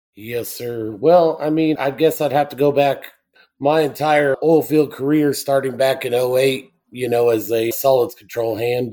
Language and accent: English; El Paso, Texas, United States; also born or lived in Delaware Basin; I am originally from El Paso, Texas. Grew up there